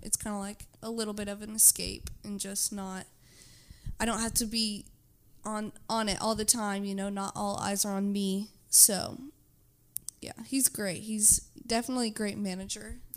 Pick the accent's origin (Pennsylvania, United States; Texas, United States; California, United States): Texas, United States; Houston; I'm from Houston